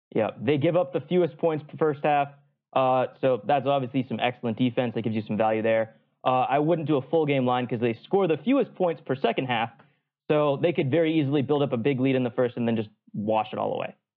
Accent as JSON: {"language": "English", "region": "New England", "country": "United States", "tie": "born or raised there", "also_born_or_lived": "Atlanta", "lives_now": "Boston, United States", "said": "I grew up in New England"}